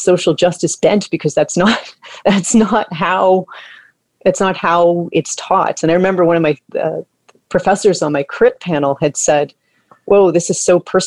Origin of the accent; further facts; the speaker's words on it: Toronto, Ontario, Canada; I grew up here in Toronto in the Toronto Ravine System, kind of in the ravine system as a kid.